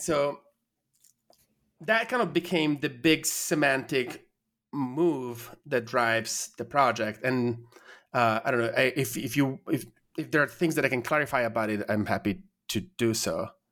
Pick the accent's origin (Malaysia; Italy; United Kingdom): Italy; moved away as an adult; I'm from Italy